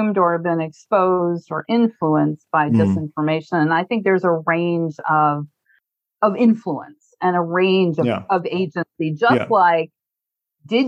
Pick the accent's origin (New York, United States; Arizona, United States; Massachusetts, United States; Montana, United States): Montana, United States; I'm from Montana, which is a more conservative state